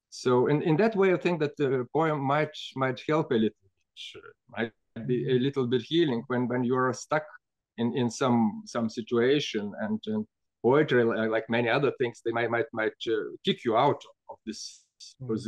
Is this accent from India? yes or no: no; Siberia, Russia; born there; English is a second language; I was I was born in Siberia my